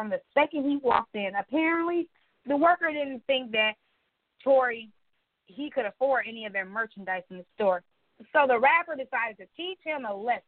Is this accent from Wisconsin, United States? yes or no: yes; Milwaukee, Wisconsin, United States; my hometown, right here in Milwaukee, Wisconsin, right at the lakefront